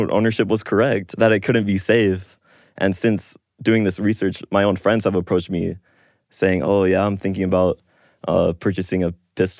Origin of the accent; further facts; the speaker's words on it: Chicago, Illinois, United States; born there; also born or lived in New York / Southern California / Tokyo, Japan / West Virginia; I was born in Chicago, but I've moved to New York, Southern California, Tokyo, Japan, and a lot of smaller states in the U.S. as well, like West Virginia, Iowa.